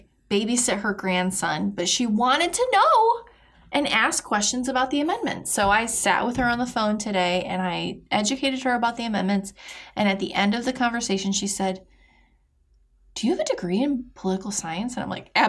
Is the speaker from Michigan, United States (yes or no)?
yes; Michigan, United States; now in St. Petersburg, United States; I'm originally from Michigan